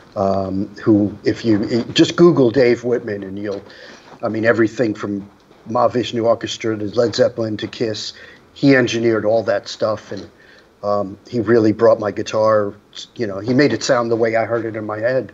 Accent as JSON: {"language": "English", "town": "New York City", "region": "New York", "country": "United States", "tie": "born or raised there", "said": "I grew up in Rockaway, which was a, a, a, beach area"}